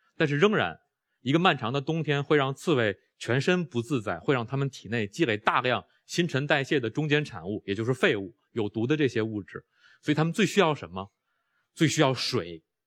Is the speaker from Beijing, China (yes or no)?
yes; Beijing, China; 我在中关村长大，我在海淀黄庄上学